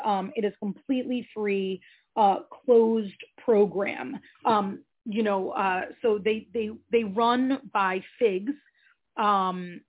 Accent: Shelton, Connecticut, United States; moved away as an adult; also born or lived in New York City; We had both born and raised in Shelton, graduated from Shelton High.

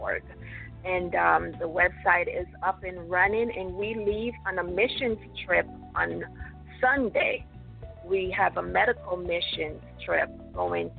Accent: Jamaica; moved away; I was born and raised in Jamaica

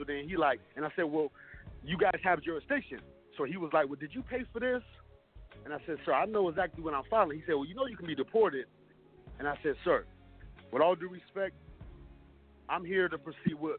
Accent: Ohio, United States; moved away as an adult; now in Florida, United States; I'm originally from Ohio, but when I got released from prison in 2009, I moved to Florida

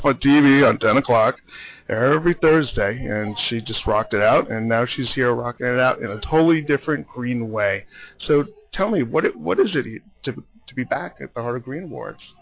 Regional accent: New York, United States; as a New Yorker

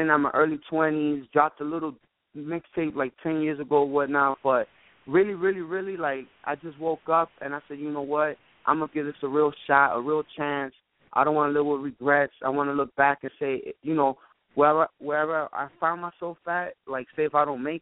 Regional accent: New York City, New York, United States; I'm born and raised in New York City, born and raised Washington Heights, Uptown

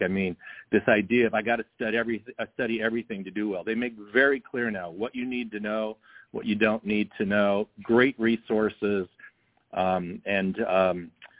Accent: California, United States; also born or lived in Germany / Texas; I was born in 58 in Germany, so was my brother. Then we moved to Texas, and for a short time, we've been in California ever since

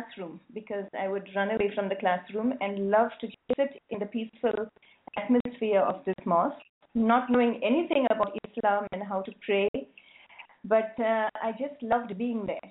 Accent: South Africa; I was born in South Africa during the apartheid

